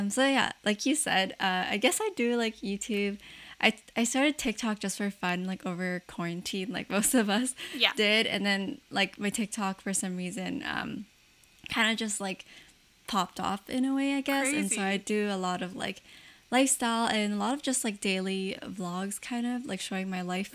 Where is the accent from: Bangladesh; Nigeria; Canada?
Canada; I'm Chinese Canadian myself